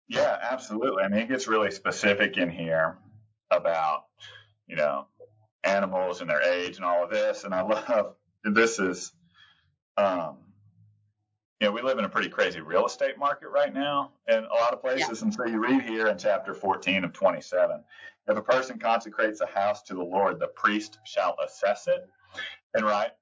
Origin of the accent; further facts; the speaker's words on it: Texas, United States; I'm a Texan